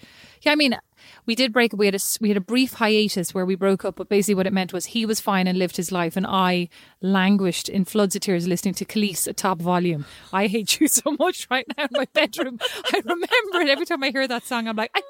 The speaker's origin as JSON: {"language": "English", "country": "Ireland", "said": "I am Irish."}